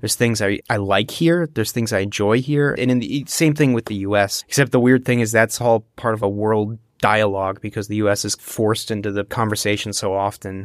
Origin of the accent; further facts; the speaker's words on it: United States; first language English; now in Germany; I'm born and raised in the United States, monolingually, too